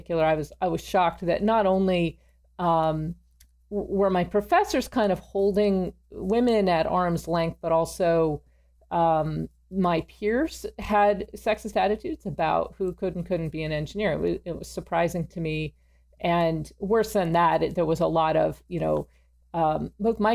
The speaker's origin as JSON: {"language": "English", "town": "Pasadena", "region": "California", "country": "United States", "tie": "born or raised there", "also_born_or_lived": "Princeton, New Jersey", "moved": "as an adult", "said": "I grew up in Pasadena, so I was in the shadow of Caltech"}